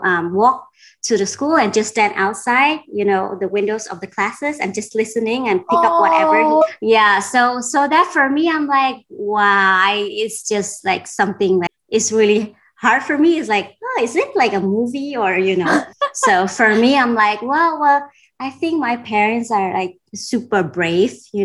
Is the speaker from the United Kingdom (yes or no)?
no; Denmark; moved away as an adult; also born or lived in Vietnam / Cambodia; I grew up in Denmark